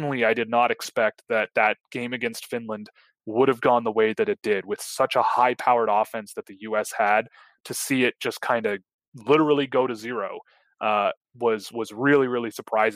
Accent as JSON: {"language": "English", "country": "Canada", "said": "I'm from Canada"}